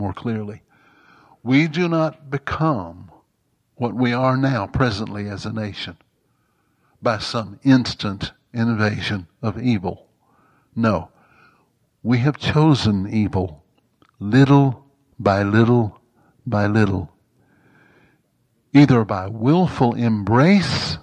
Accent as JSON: {"language": "English", "region": "Mississippi", "country": "United States", "tie": "born or raised there", "said": "I grew up in Jim Crow, Mississippi."}